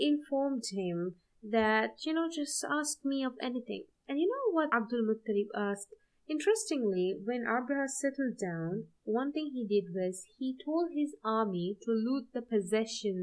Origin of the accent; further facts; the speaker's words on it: Sri Lanka; I'm from Sri Lanka